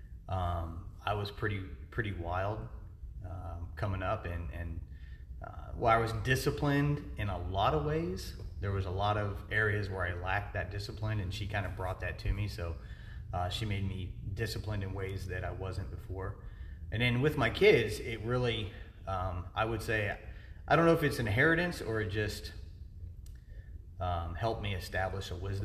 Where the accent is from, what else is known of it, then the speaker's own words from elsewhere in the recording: Ohio, United States; moved away as an adult; also born or lived in Fort Benning, Georgia / Fort Hood, Texas / Baumholder, Germany; I'm originally from Ohio, born and raised